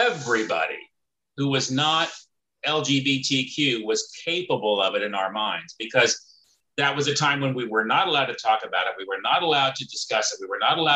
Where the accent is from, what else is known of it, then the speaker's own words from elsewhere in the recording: Clovis, California, United States; also born or lived in Fresno, California; I grew up in Fresno